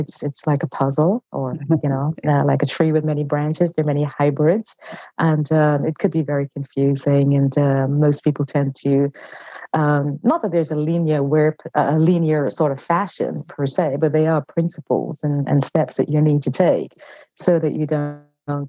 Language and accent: English; London, United Kingdom; moved away as an adult; now in California, United States; I'm from London, England, and I worked in corporate